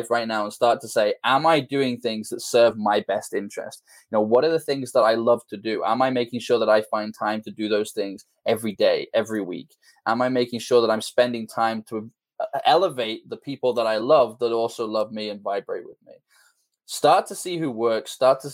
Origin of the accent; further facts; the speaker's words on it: just outside Liverpool, North West England, United Kingdom; Just outside Liverpool in the UK